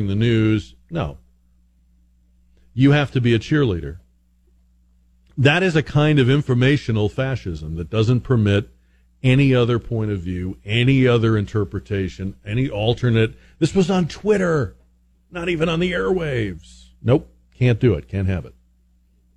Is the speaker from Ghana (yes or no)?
no; Northeast, United States; moved away; I grew up in the Northeast